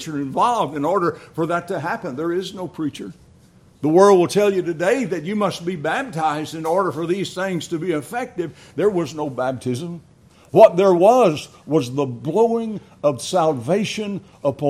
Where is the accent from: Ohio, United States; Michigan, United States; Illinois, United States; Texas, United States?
Texas, United States; Dallas; I was raised in Dallas, Texas